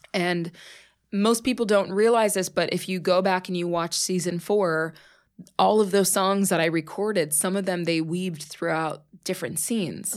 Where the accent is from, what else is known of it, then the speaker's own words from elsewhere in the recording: Pittsburgh, Pennsylvania, United States; moved away as an adult; also born or lived in New York; I was born and raised in Pittsburgh.